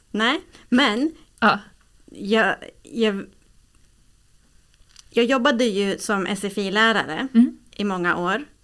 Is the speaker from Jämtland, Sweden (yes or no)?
yes; Östersund, Jämtland, Sweden; also born or lived in Uppsala; Jag bodde i Östersund, jag föddes i Uppsala, men jag bodde inte i Uppsala.